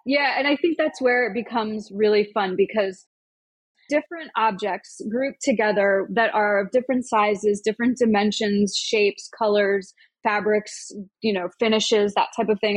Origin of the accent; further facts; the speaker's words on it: Omaha, Nebraska, United States; now in New York City, United States; the bookstore in my hometown, Omaha